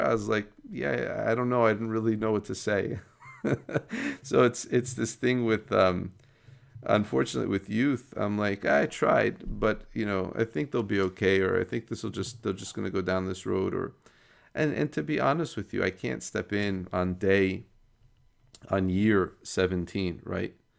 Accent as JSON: {"language": "English", "country": "United States", "tie": "born or raised there", "said": "growing up in America"}